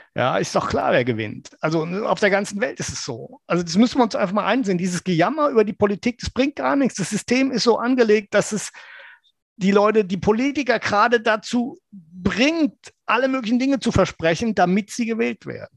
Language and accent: German; West Germany, Germany; als junger Mann, dass ähm, als Wessi